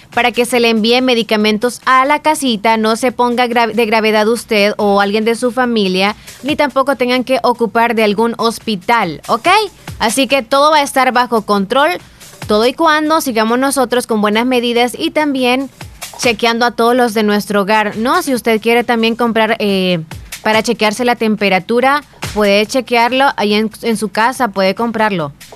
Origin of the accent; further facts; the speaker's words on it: Santa Rosa de Lima, La Unión, El Salvador; Por primera vez a mis 11 años fui a San Salvador. O sea, salí de mi nidito, de Santa Rosa de Lima, de mi casita